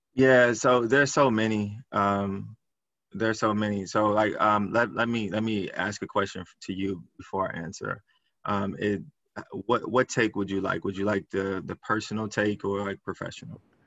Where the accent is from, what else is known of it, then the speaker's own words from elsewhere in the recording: Chicago, Illinois, United States; So I grew up in Chicago, inner city